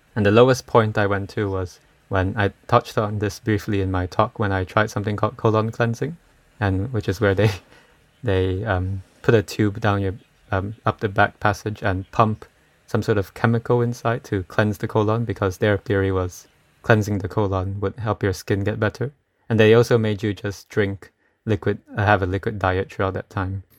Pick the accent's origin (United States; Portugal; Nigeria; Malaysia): Malaysia; I'm from Malaysia